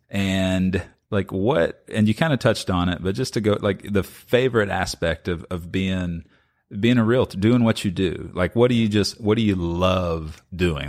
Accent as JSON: {"language": "English", "town": "Lexington", "region": "Kentucky", "country": "United States", "tie": "born or raised there", "said": "I've born and raised in Lexington"}